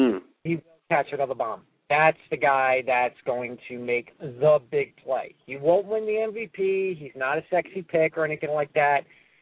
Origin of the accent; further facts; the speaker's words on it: New York, United States; I'm from New York